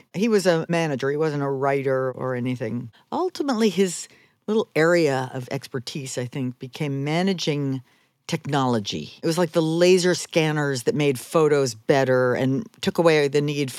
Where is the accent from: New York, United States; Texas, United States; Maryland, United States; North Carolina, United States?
New York, United States; Manhattan